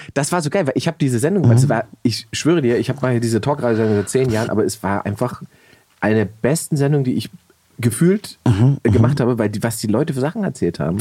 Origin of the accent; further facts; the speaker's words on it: Berlin, Germany; für mich als Berliner